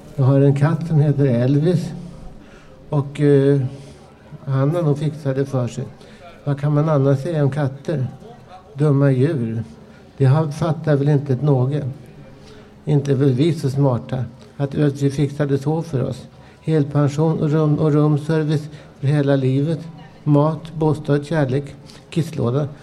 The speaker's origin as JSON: {"language": "Swedish", "town": "Stockholm", "region": "Stockholm County", "country": "Sweden", "said": "Jag är ju stockholmare"}